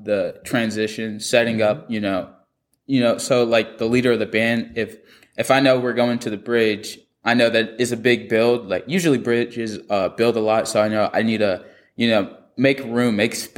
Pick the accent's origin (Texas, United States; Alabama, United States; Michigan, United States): Alabama, United States; also born or lived in California; I moved to Alabama from California